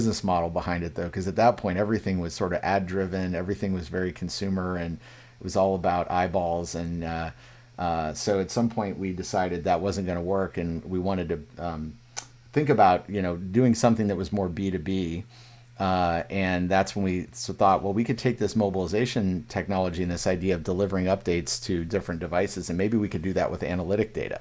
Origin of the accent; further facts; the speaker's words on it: Illinois, United States; moved away as an adult; also born or lived in California; I was from Illinois